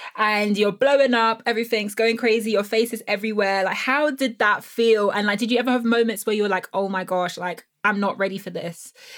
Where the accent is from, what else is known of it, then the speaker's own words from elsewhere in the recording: London, United Kingdom; because I'm a Black woman, or that people, because I'm from South London